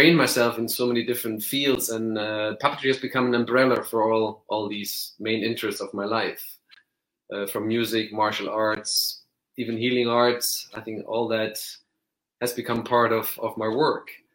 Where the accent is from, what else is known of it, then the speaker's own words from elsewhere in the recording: Germany; I grew up in Germany